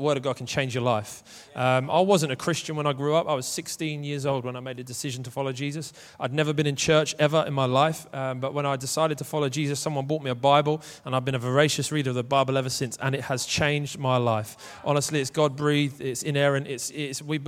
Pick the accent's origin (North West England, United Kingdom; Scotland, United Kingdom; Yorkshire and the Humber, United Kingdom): North West England, United Kingdom; Manchester; I am from Manchester